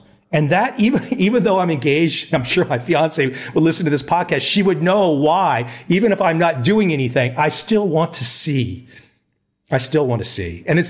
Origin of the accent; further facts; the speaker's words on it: United States; moved away as an adult; now in Asia; as an American now in Asia